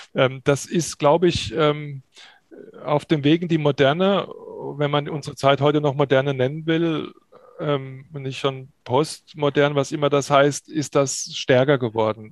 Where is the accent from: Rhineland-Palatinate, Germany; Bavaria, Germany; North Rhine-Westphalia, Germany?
Rhineland-Palatinate, Germany; Pirmasens; also born or lived in Kassel; now in Germersheim, Germany; 1962 geboren in Pirmasens in der schönen Pfalz, in der Westpfalz. Äh, dort habe ich meine Jugendsozialisation gebracht, verbracht